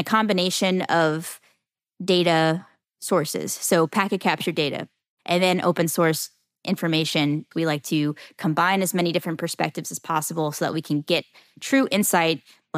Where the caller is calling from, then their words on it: Jacksonville, Florida, United States; Jacksonville, Florida.